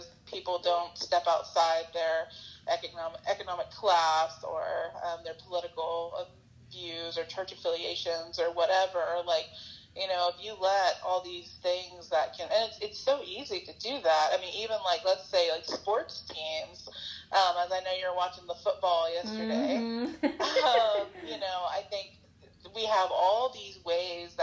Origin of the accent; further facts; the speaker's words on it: the South, United States; growing up in the South